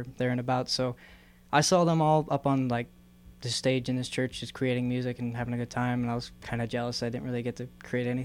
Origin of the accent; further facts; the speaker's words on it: Brazil, Indiana, United States; moved away as an adult; now in Bloomington, United States; I'm pretty much from Brazil, Indiana, so kind of a little bit over by Terre Haute.